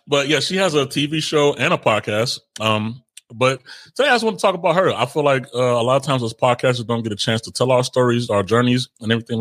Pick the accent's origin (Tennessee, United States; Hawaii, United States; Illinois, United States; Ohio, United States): Illinois, United States; Chicago; also born or lived in Israel; I was raised in Chicago.